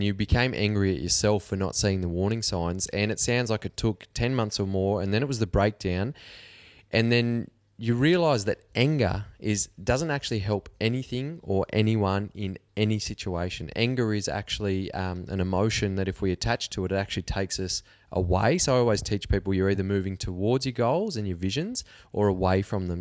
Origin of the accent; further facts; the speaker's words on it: Cobar, New South Wales, Australia; I'm from Cobar.